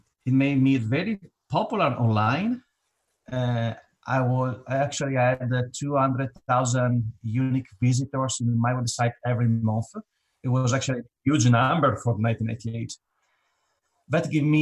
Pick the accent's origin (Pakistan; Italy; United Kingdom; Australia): Italy; moved away as an adult; now in New York, United States; I'm Italian. I grew up in Italy, and now I'm living in the United States, New York.